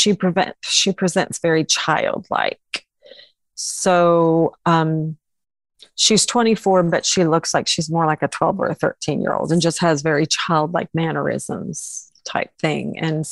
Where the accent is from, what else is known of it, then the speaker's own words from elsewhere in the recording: Illinois, United States; moved away as an adult; now in Oklahoma, United States; I'm originally from Illinois, came to Oklahoma to go to ORU. And that was in 1987.